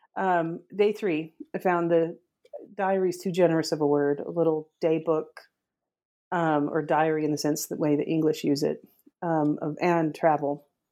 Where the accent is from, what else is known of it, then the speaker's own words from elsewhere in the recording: northern Utah, United States; I grew up in Utah, northern Utah